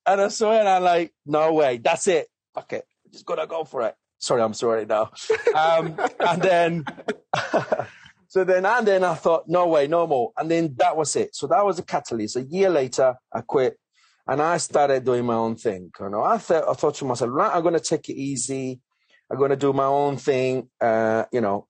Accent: Colombia; English is a second language; moved away as an adult; now in United Kingdom; English is my second language. Um, I'm come from Colombia uh, a beautiful, amazing country

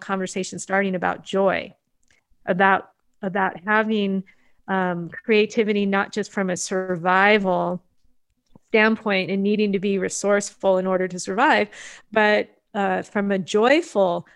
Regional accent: United States; as a Japanese third generation Japanese American

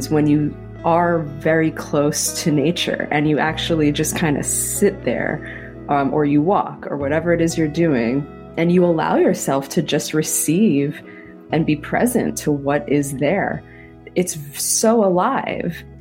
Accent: New York City, New York, United States; also born or lived in Israel; I grew up in Queens where I didn't feel like we had a lot of nature

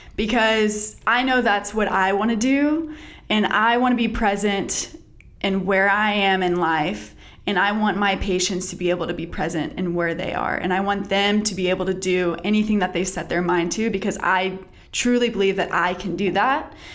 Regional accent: Texas, United States; now in North Carolina, United States; I grew up in Texas

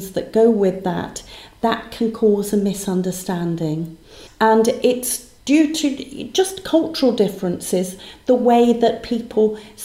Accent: Birmingham, West Midlands, United Kingdom; first language English; I'm from Birmingham

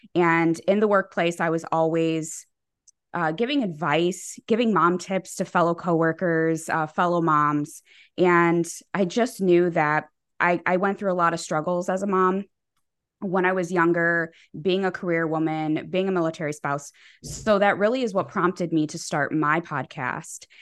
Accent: Chicago, Illinois, United States; I am from Chicago

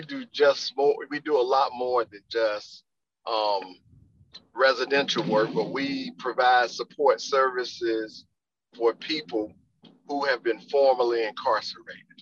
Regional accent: Wilmington, United States; I'm from Wilmington originally. I graduated from John

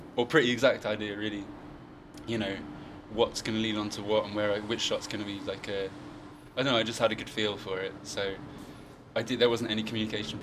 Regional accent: New Forest, South East England, United Kingdom; i'm from like the new forest

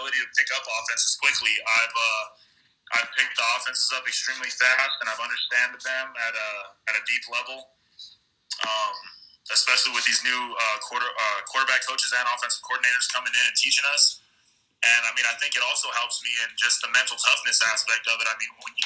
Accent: El Paso, Texas, United States; moved away as an adult; also born or lived in Colorado; coming out of high school, I'm from El Paso, Texas

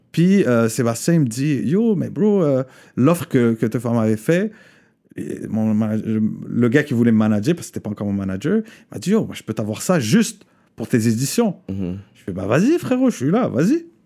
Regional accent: Morocco; Euh, parce que j'ai grandi au Maroc, parce

